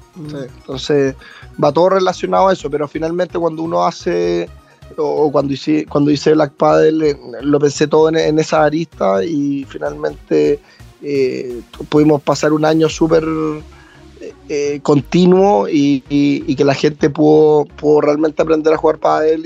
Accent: southern Chile, Chile; also born or lived in Viña del Mar, Chile / Santiago, Chile; Yo nací en Viña, pero, pero rápidamente mi familia, o sea, por parte de mi mamá es de Munco y, y, me vine a ir con ella desde muy temprano, ocho meses, un año, por ahí.

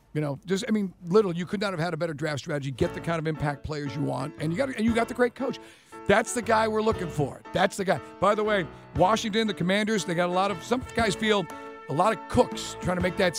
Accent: Ireland; Well, I'm Irish. I've got tiny little hands.

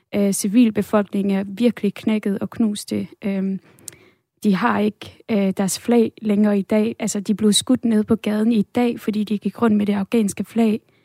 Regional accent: Denmark; da jeg voksede op her i Danmark

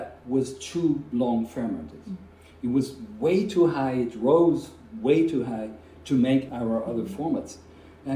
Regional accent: Basel, Basel-Stadt, Switzerland; born or raised there; English is a second language; moved away as an adult; also born or lived in Hamburg, Germany / United States; now in Zurich, Switzerland

